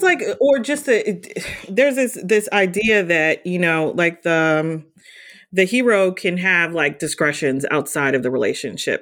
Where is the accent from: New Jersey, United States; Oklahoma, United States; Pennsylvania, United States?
New Jersey, United States; growing up in New Jersey